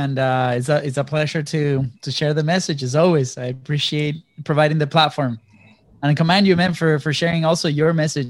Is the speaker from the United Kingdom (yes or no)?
no; Venezuela; now in United States; Venezuela is a very different country to the one that I grew up in. We were lucky that we were living in a middle-class family, right?